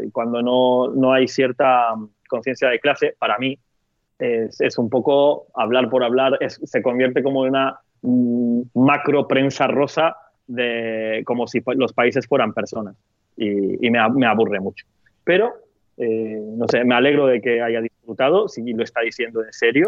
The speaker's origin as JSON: {"language": "Spanish", "country": "Turkey", "moved": "yes", "said": "yo soy de Turquía"}